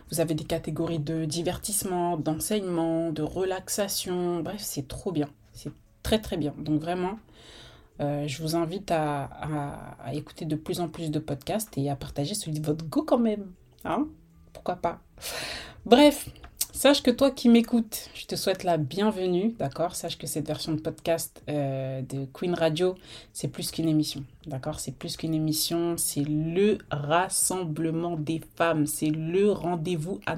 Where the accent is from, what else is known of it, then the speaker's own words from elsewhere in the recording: Rouen, Normandy, France; j'ai 34 ans, je viens de Rouen, je l'ai dit ça, je viens de Normandie, je l'ai dit.